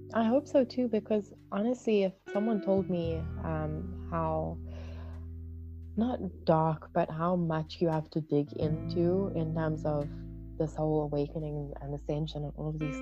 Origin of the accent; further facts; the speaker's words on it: South Africa; I am from South Africa.